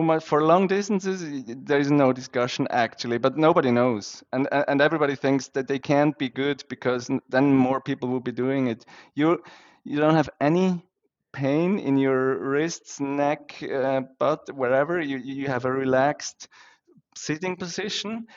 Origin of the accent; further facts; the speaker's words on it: Switzerland; I grew up in Switzerland